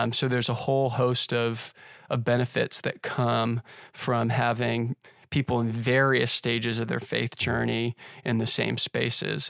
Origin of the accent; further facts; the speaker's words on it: Pittsburgh, Pennsylvania, United States; also born or lived in Indiana; now in Orlando, United States; I grew up in Pittsburgh